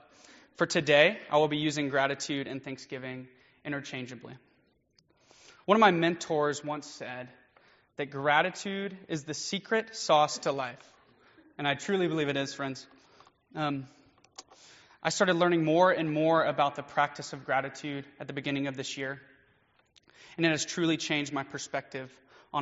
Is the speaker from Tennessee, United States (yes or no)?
yes; Nashville, Tennessee, United States; also born or lived in Chattanooga, Tennessee; I grew up around Nashville area, and I decided to go to the University of Tennessee at Chattanooga